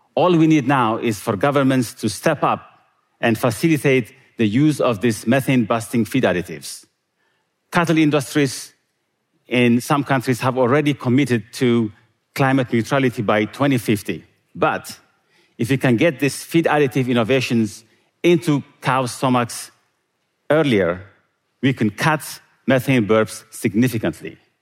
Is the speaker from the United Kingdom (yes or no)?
no; Eritrea; moved away; Growing up in Eritrea